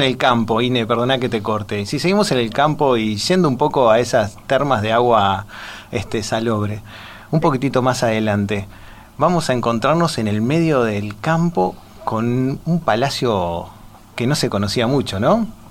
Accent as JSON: {"language": "Spanish", "region": "Montevideo", "country": "Uruguay", "said": "soy de Montevideo, de la capital"}